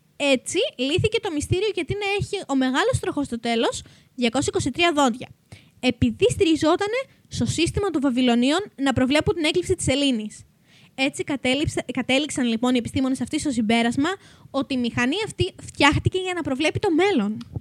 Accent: Macedonia, Greece; είμαστε και από τη Μακεδονία

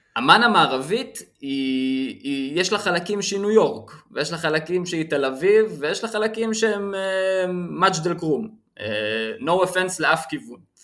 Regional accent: Israel; אני מישראל

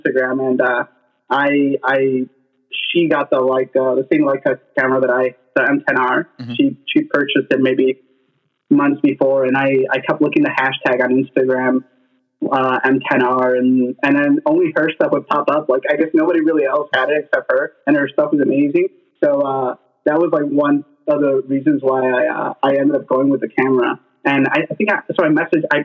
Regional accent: Chicago, Illinois, United States; I'm from Pilsen. I've lived here my entire life

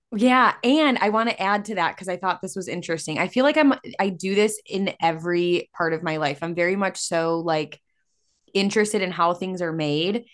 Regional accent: Illinois, United States; we're from Illinois

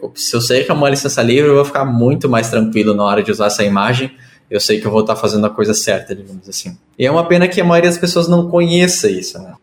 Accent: Porto Alegre, Rio Grande do Sul, Brazil; eu nasci e moro em Porto Alegre, no Rio Grande do Sul.

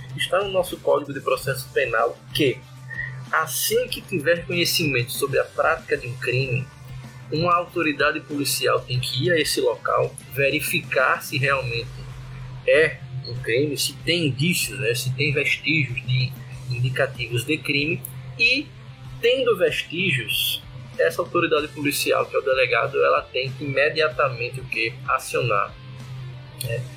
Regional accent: Recife, Pernambuco, Brazil; moved away; also born or lived in Alagoas; sou pernambucano, recifense

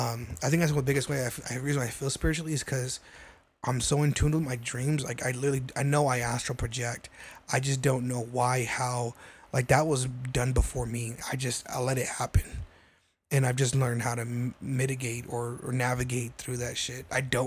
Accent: New Mexico, United States; I'm from New Mexico.

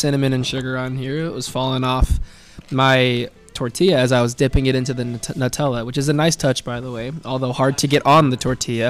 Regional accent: Cedar City, Utah, United States; I hail all the way from Cedar City, Utah

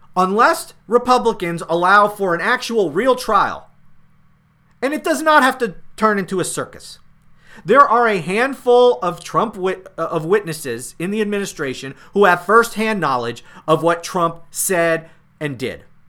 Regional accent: United States; I'm an American.

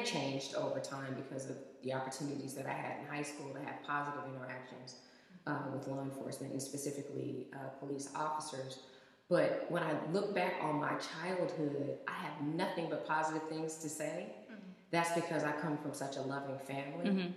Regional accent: Oakland, California, United States; I'm from Oakland

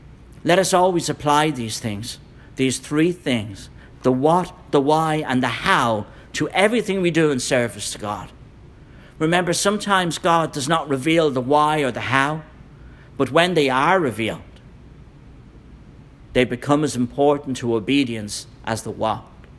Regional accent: Ireland; As you know, I'm from Ireland. If you want to know about a dangerous church split, go to Ireland.

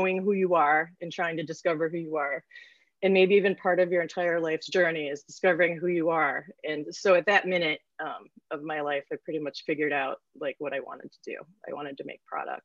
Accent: near Cranbrook Academy, Michigan, United States; I grew up right near Cranbrook Academy

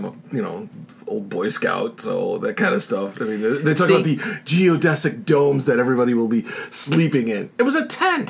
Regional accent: Chicago, Illinois, United States; I'm from Chicago.

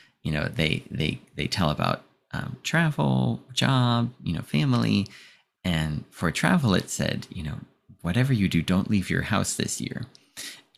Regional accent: United States; being American

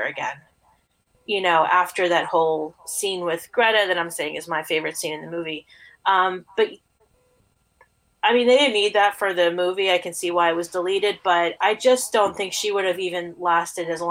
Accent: New York, United States; I'm a New Yorker. I've lived in New York my whole life, except for 1 year

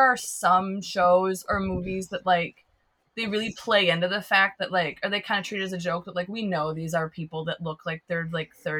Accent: Twin Cities, Minnesota, United States; I live in Minneapolis, but I grew up in a suburb

